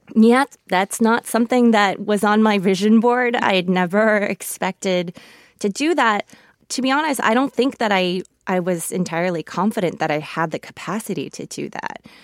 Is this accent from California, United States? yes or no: yes; Los Angeles, California, United States; first language Korean; English is a second language; I was born in Los Angeles. Um, I am an American. My parents immigrated from Seoul, Korea, and Korean was my first language